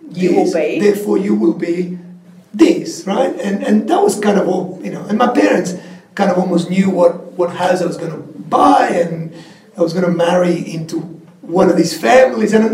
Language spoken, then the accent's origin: English; Patagonia, Argentina; Like most people understand that the Andes are there and there's always kind of snow and huge mountains. But I come from actually th